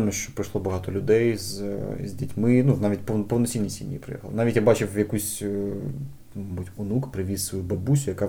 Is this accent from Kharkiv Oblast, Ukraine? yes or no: no; Kyiv, Ukraine; я е, виріс на Борщагівці, і в мене жуляни буквально